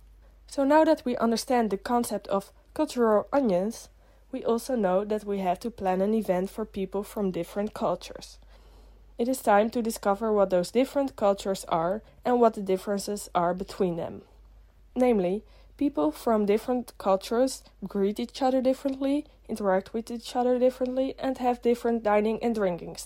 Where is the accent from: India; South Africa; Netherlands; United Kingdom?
Netherlands; Amsterdam, North Holland; I am a student from Amsterdam in the Netherlands.